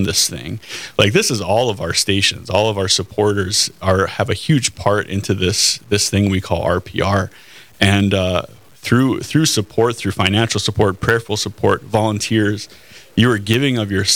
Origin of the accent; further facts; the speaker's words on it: Cavalier, North Dakota, United States; I grew up in Cavalier, North Dakota, in the northeastern corner of the state.